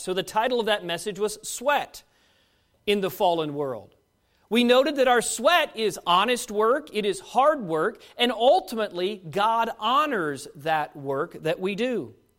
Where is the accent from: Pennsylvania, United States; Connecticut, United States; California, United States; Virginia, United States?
Virginia, United States; Fairfax; moved away; the church that I grew up at in Fairfax Baptist Temple in Fairfax, Virginia